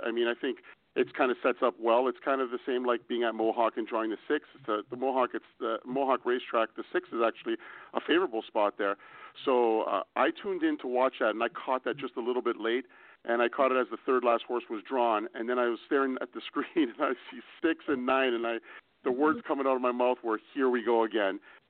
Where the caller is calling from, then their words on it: Mexico; Hi, guys. I'm calling in from Mexico, so I almost didn't realize the time difference here.